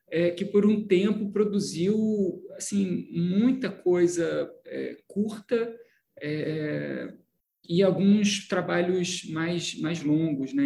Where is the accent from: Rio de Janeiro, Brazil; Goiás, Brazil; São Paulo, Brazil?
Rio de Janeiro, Brazil; Petrópolis; also born or lived in Belo Horizonte; eu sou de Petrópolis, né? interior do Rio, Petrópolis, que eu, que eu nasci, fui criado. Também morei em Belo Horizonte, é, de, de um a oito anos eu morei em Belo Horizonte